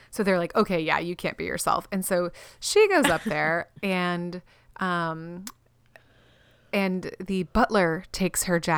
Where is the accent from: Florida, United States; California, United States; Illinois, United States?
Florida, United States; we're from Florida.